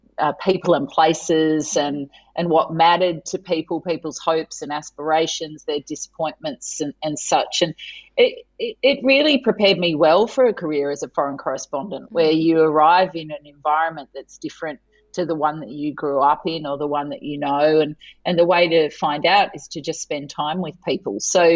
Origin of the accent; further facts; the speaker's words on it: Tasmania, Australia; moved away as an adult; also born or lived in Adelaide; I grew up in Tasmania, so I was kind of a curiosity according to the Adelaide students when I arrived.